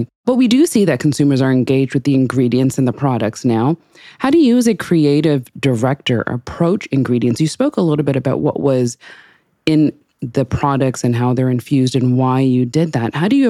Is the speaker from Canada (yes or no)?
yes; Canada; I'm Canadian, but I won't bore you with my French